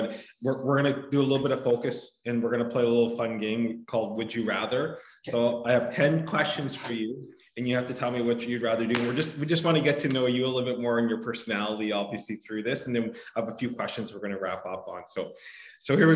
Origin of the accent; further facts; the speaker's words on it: Kamloops, British Columbia, Canada; I'm not originally from Kelowna. I was born and raised in Kamloops